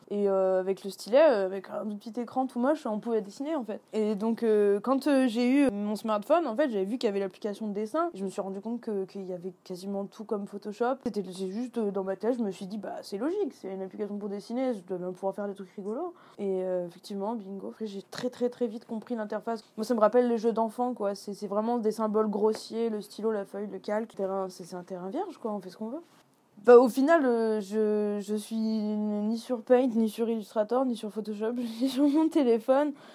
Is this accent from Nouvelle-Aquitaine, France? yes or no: no; a village about 30 km from Grenoble, Auvergne-Rhône-Alpes, France; also born or lived in Saint-Martin-d'Hères; j'ai grandi euh, dans un village euh, à une trentaine de kilomètres de Grenoble